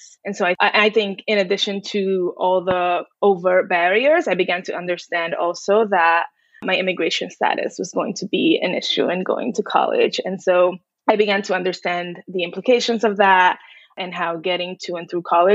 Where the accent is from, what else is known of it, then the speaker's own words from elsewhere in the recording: New York City, New York, United States; also born or lived in Dominican Republic; I am an immigrant from the Dominican Republic, grew up in New York City